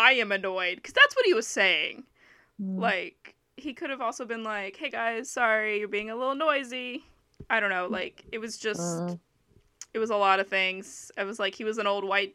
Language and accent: English; the Deep South of the US, United States; now in Japan; I am an English teacher in Japan, originally from the deep south of the U.S.